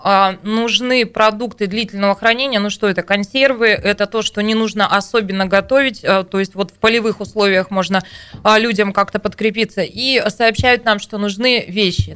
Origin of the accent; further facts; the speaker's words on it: Tayshet District, Irkutsk Oblast, Russia; Это Тайшетский, моя малая родина